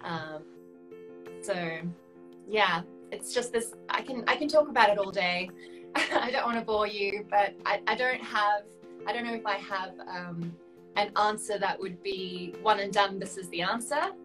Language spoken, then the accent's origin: English; South Africa; moved away; where I grew up, I grew up in South Africa.